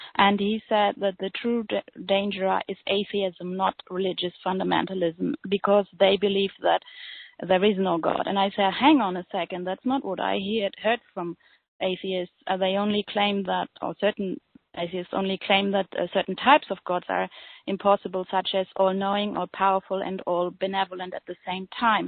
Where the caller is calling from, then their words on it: Germany; I'm calling from Germany